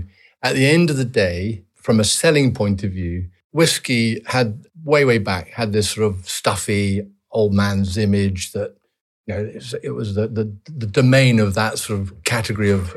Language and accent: English; Edinburgh, Scotland, United Kingdom; I was born at home in Redford near the barracks.